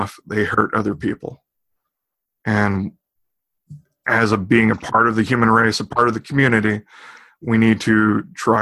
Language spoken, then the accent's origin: English; Austin, Texas, United States; Austin for Body Hacks, it's my hometown.